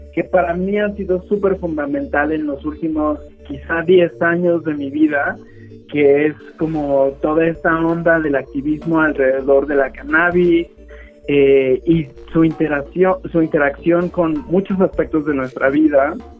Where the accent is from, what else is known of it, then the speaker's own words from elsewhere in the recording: Mexico; siendo un estudiante mexicano